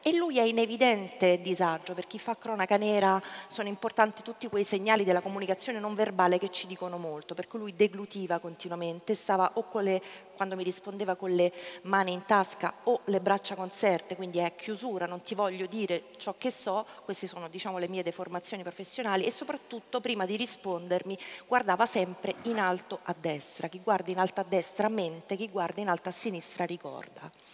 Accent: Ostia, Lazio, Italy; io sono nata e cresciuta a Ostia

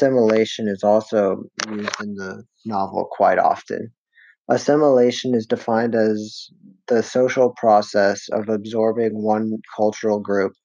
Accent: United States; As an American

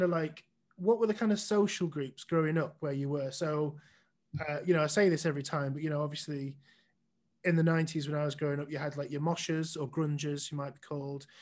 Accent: village near Northwich, Cheshire, North West England, United Kingdom; came from a village outside of a town called Northwich, which is in the northwest of England in Cheshire. So I grew up exactly sort of in between Liverpool and Manchester

